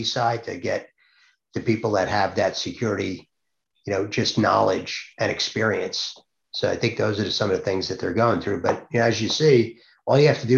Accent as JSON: {"language": "English", "area": "Long Island", "region": "New York", "country": "United States", "tie": "born or raised there", "moved": "yes", "lives_now": "New Jersey, United States", "said": "I'm actually live in New Jersey, grew up on Long Island."}